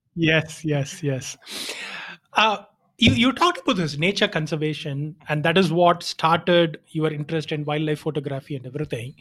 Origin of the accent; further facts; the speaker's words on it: Chennai, Tamil Nadu, India; I am from Chennai, uh, or rather Tamil Nadu